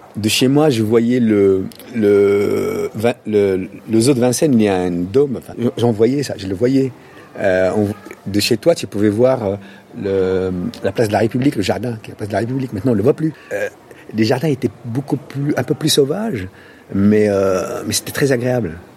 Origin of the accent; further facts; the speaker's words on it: Casablanca, Casablanca-Settat, Morocco; French is a second language; also born or lived in Paris; now in France; quand j'étais petit, Casablanca, mais c'était le rêve